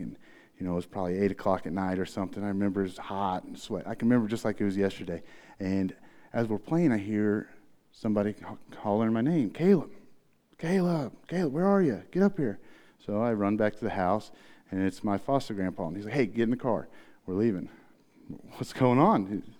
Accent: Tecumseh, Missouri, United States; also born or lived in Farmington; I was born in the Trouse, is what we called it. It was half home, half trailer together in Tecumseh, Missouri

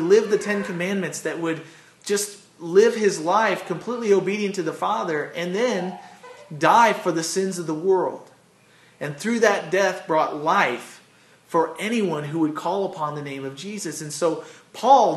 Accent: United States; accent: American; I got my American accent going.

